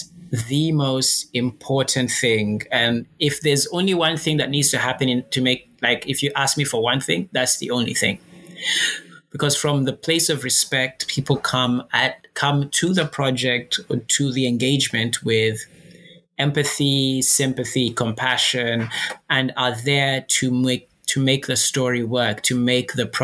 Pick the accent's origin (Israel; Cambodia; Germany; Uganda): Uganda; moved away; also born or lived in Reading; I am from Uganda